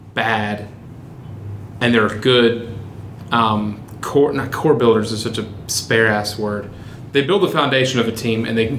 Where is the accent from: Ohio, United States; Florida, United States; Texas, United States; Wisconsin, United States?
Texas, United States; I grew up in Texas